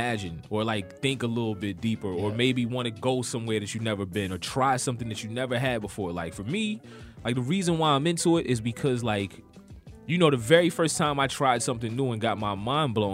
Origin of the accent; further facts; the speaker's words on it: Maryland, United States; we're from Maryland